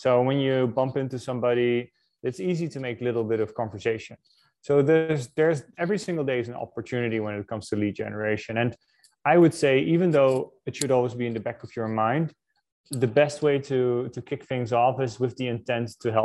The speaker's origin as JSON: {"language": "English", "country": "Netherlands", "moved": "yes", "said": "I'm originally from the Netherlands"}